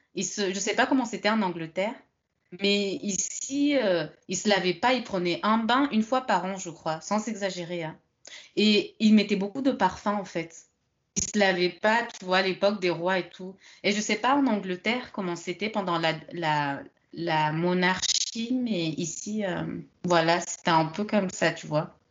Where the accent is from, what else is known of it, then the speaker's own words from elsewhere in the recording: France; also born or lived in London; je suis française